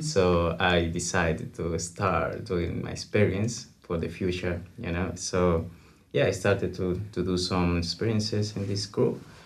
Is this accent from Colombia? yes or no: yes; Colombia; moved away as an adult; now in New Zealand; I come from Colombia